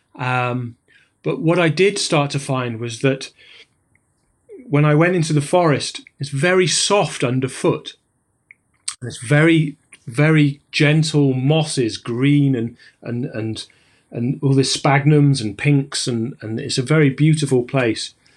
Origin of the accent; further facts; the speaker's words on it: Sheffield, Yorkshire and the Humber, United Kingdom; moved away as an adult; now in Fort William, United Kingdom; I'm a climber from the Peak District, well, from Sheffield